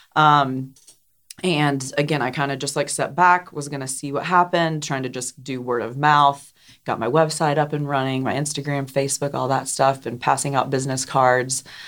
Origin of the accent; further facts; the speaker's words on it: Johnson City, Tennessee, United States; moved away as an adult; also born or lived in New York City / Portland; I grew up here in Johnson City, born and raised